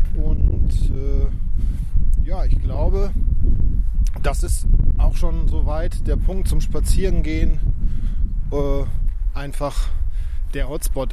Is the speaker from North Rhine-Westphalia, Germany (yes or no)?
yes; Dortmund, North Rhine-Westphalia, Germany; meiner Heimatstadt Dortmund